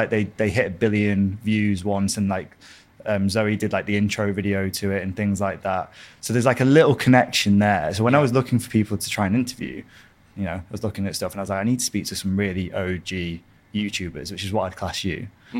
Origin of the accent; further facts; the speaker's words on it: Blackpool, North West England, United Kingdom; also born or lived in America; I'm from Blackpool originally.